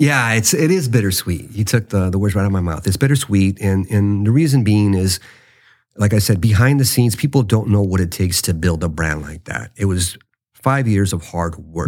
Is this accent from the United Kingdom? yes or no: no; United States; I'm a Mexican American. Yes, I was born in the States. I love my country, the United States, but you know, my, my roots is rooted to Mexico